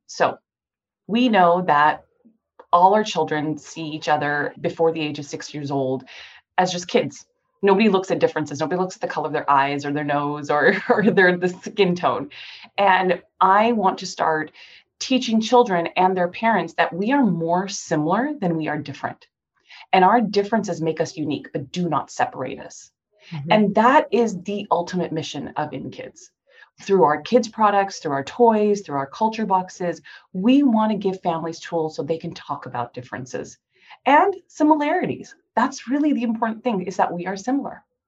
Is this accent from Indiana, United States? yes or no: no; Cerritos, California, United States; also born or lived in Santa Monica; I was technically born in Santa Monica, but I was raised in the city of Cerritos. So I'm a Southern California born and raised OG girl.